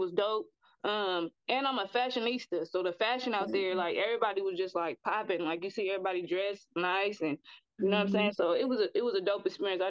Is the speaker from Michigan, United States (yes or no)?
no; San Francisco, California, United States; I am from San Francisco, California, from Hunters Point, from the city, born and raised out here. I'm a San Francisco native. It's a lot of culture out here. So, you know, I'm still out here in the Bay living.